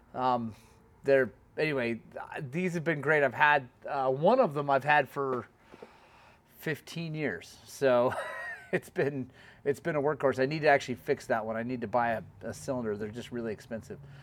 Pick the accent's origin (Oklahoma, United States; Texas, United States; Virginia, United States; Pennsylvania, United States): Oklahoma, United States; coming in from Oklahoma, my home state